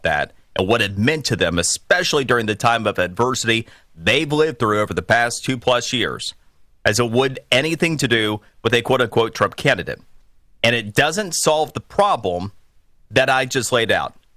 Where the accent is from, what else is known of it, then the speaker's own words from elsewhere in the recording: Florida, United States; my home state